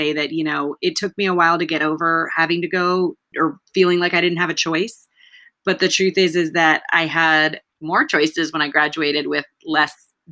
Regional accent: United States; I understood English and I was born in the United States.

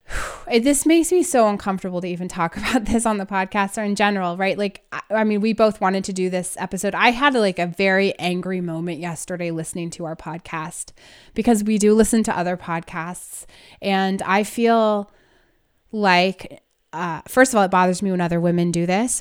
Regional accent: Northern California, United States; I grew up in Northern California

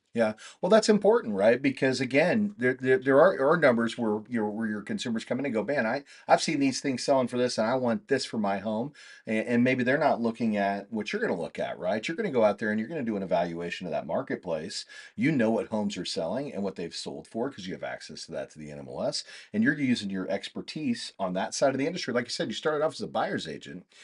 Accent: Kansas, United States; moved away; I'm from Kansas originally

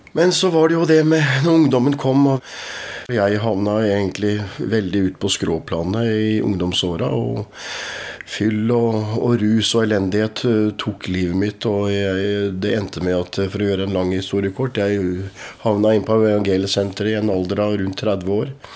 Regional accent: Askim, Østfold, Norway; also born or lived in Moss region; vi vokste opp i, i, i Philadelphia, Askim

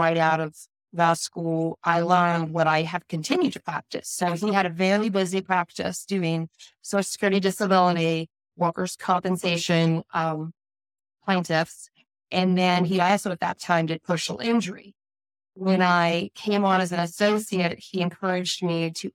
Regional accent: Missouri, United States; moved away as an adult; also born or lived in Wisconsin / North Carolina; I grew up in mid-Missouri

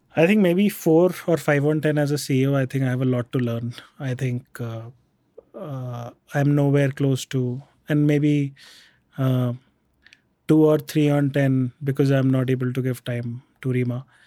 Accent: Jaipur, Rajasthan, India; also born or lived in Bikaner; we grew up in Jaipur. I was born in Bikaner.

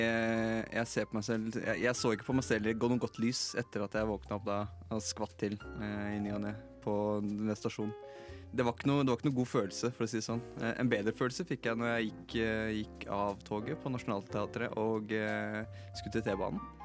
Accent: Drammen, Viken, Norway; min hjemby Drammen uh, i Viken.

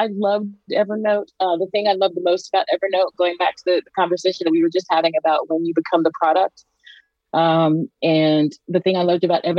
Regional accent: Georgia, United States; moved away as an adult; now in Canada; I'm from Georgia. You know, you may or may not be able to hear that in my accent

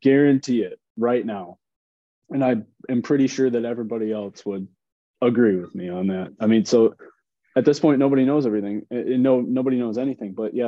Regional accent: Michigan, United States; in Detroit here in Michigan, my home state

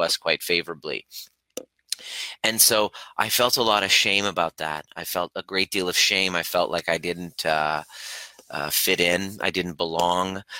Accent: Stittsville, Ontario, Canada; also born or lived in Iran; I grew up in a primary, uh, primarily white neighborhood, uh, Stittsville, Ontario, Canada, just outside of Ottawa

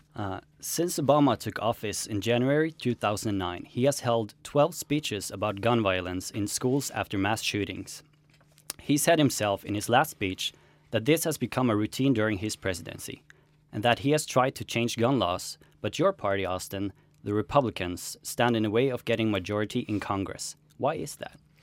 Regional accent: Norway; we in Norway

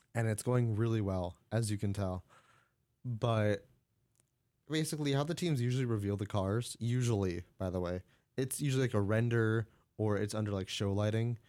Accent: United States; I'm an American

